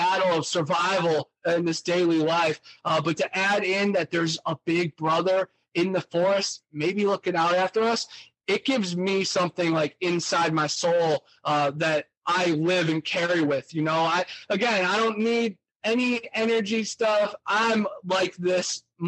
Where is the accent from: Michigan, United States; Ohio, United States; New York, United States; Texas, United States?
Ohio, United States; now in Florida, United States; I am loud and proud that I'm from Ohio